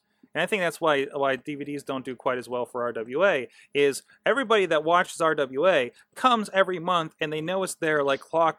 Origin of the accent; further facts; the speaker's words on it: Pennsylvania, United States; Okay, I'm from Mercer County. I understand the internet problem out in the cut, okay?